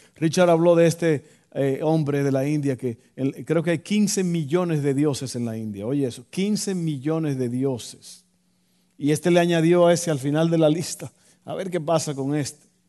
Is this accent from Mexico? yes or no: no; Dominican Republic; moved away; yo recuerdo en mi país, en Santo Domingo